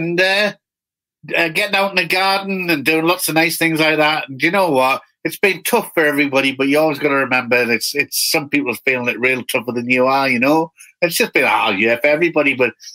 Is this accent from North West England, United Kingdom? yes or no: no; Newcastle upon Tyne, North East England, United Kingdom; also born or lived in Durham / Greater Manchester / London; from the northeast of England, where I'm from, Newcastle.